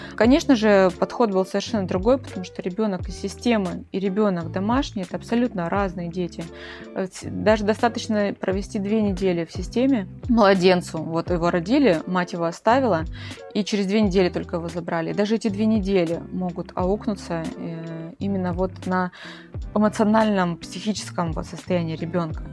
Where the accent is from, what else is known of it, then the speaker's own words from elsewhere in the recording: Krasnodar, Krasnodar Krai, Russia; Я из Краснодара